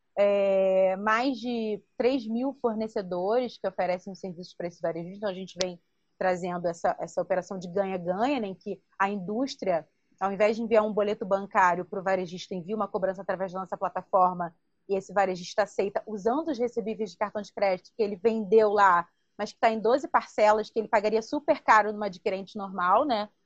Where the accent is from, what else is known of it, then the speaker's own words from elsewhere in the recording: Baixada Fluminense, Rio de Janeiro, Brazil; eu sou oriunda da Baixada Fluminense